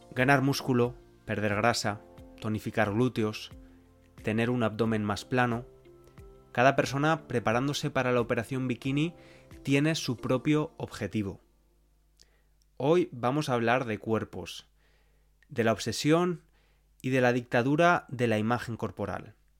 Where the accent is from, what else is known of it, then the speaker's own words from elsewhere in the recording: Spain; las cosas típicas que les decimos a las criaturas cuando están creciendo, al menos en España